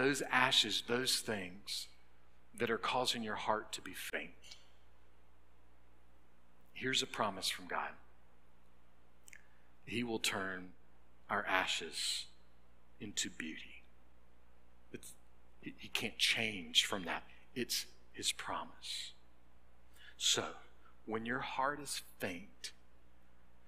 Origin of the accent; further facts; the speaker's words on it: North Augusta, South Carolina, United States; now in Lexington, United States; Well, that's where I was born and raised.